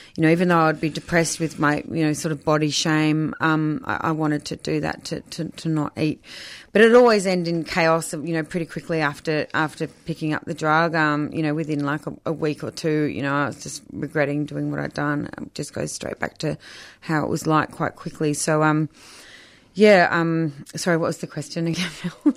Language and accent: English; Melbourne, Victoria, Australia; also born or lived in Surf Coast, Victoria; so I grew up in Melbourne and then my parents did a bit of a sea change down the surf coast when I was sixteen